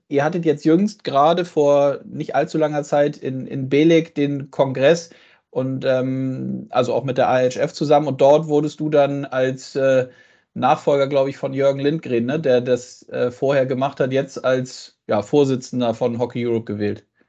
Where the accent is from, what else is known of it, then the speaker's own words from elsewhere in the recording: Germany; bei uns in Deutschland